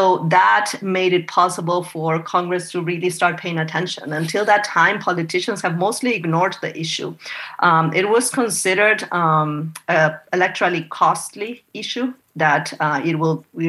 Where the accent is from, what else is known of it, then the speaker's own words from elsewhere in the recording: Argentina; moved away as an adult; now in United States; I was born and raised in Argentina. I came to the U.S. when I was 27, and this is 20 years ago